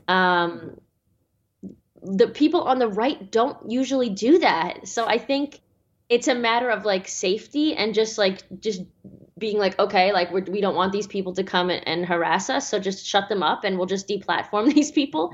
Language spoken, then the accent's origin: English; Australia; my home country of Australia